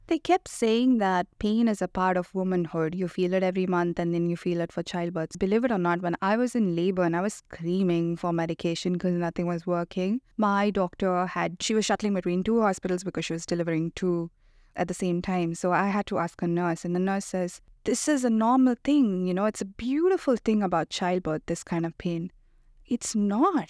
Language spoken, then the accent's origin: English; India; moved away; I grew up in India